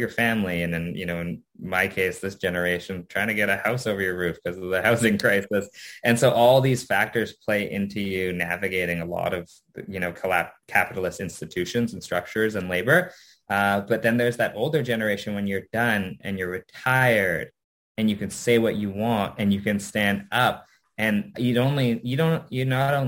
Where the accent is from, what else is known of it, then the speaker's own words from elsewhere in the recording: Canada; I had been pretty ashamed of being Japanese Canadian